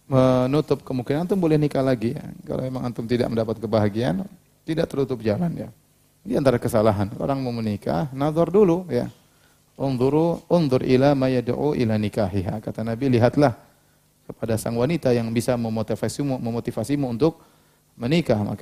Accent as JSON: {"language": "Indonesian", "town": "Cirebon", "region": "West Java", "country": "Indonesia", "tie": "born or raised there", "said": "Di kampung saya, Cirebon, bagi yang penduduk asli, Bangga dua, apa ini? Bango dua."}